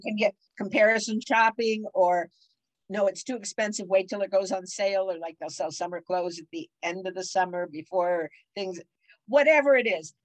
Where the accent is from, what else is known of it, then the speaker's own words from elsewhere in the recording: Cleveland, Ohio, United States; moved away as an adult; also born or lived in Wilkes-Barre, Pennsylvania / Detroit, Michigan / St. Louis, Missouri / University Heights, Ohio; now in California, United States; I was born in Cleveland